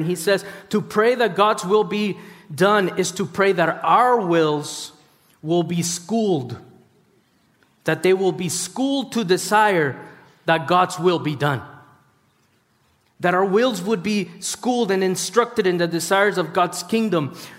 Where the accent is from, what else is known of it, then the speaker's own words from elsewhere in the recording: Costa Rica; born there; I was born in Costa Rica. My parents are from Peru. I'm a missionary kid. I'm a pastor's kid. I'm really messed up because I've moved and I find home in multiple places and yet none.